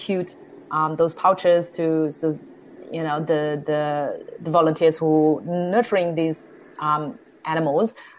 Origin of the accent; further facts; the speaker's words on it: Shanghai, China; English is a second language; moved away as an adult; now in Melbourne, Australia; I was fortunate enough to born and raised in Shanghai